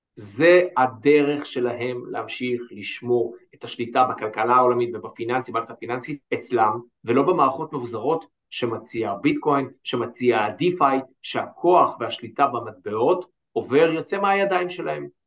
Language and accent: Hebrew; Israel